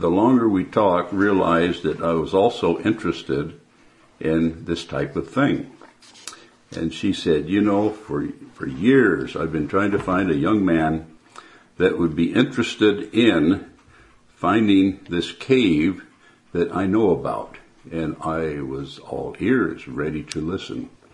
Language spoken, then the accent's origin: English; Porterville, California, United States; I was born near Porterville, California